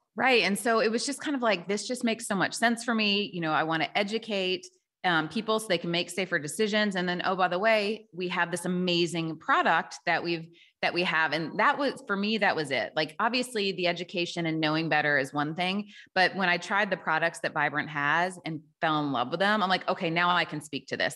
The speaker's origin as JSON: {"language": "English", "region": "Tennessee", "country": "United States", "also_born_or_lived": "Chicago", "moved": "yes", "lives_now": "Milwaukee, United States", "said": "I live in Milwaukee, Wisconsin, but I'm from Tennessee originally"}